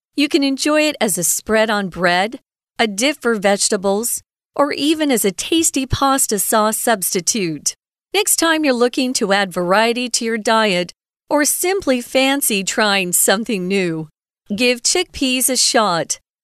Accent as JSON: {"language": "English", "region": "Southwest", "country": "United States", "moved": "as an adult", "lives_now": "Taiwan", "said": "I'm from the Southwest in America."}